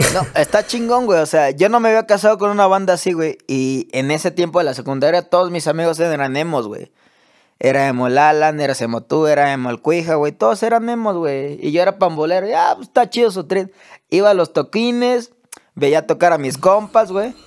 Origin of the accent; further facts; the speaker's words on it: Acapulco, Guerrero, Mexico; also born or lived in Taxco de Alarcón; yo que soy de Acapulco, güey crecimos reggaetoneros